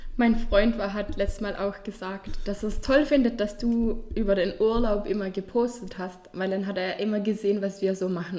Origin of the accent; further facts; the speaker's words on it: Vorarlberg, Austria; accent: Vorarlberg dialect; unser Dialekt ist etwas schwierig verständlich für. Also in Vor Vorarlberg